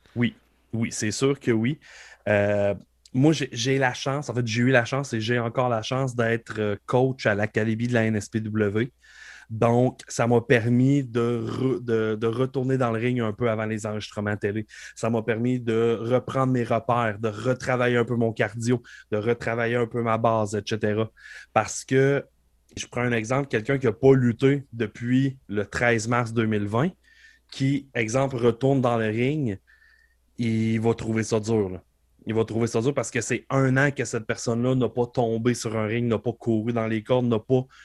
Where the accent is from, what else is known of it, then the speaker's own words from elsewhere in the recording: Beauce, Quebec, Canada; je viens de la Beauce